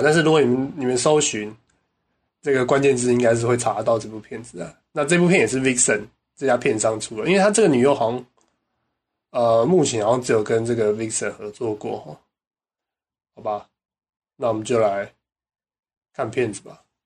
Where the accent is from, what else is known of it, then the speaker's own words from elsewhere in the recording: Taiwan; 我们台湾人过新年是最重要的